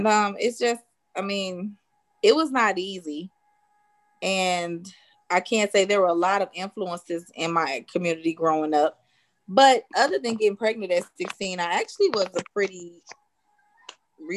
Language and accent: English; Chicago, Illinois, United States; I grew up on the south side of Chicago